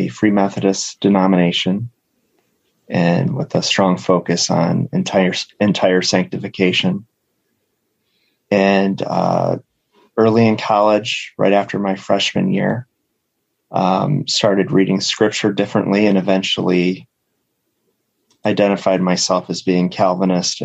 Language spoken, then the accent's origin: English; Toledo, Ohio, United States; also born or lived in Kalamazoo; we moved back home, my hometown of Toledo